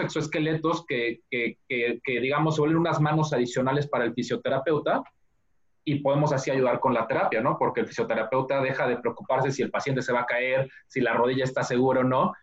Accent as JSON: {"language": "Spanish", "region": "Mexico City", "country": "Mexico", "tie": "born or raised there", "moved": "yes", "lives_now": "United States", "said": "yo soy mexicano, nací y crecí en, la Ciudad de México"}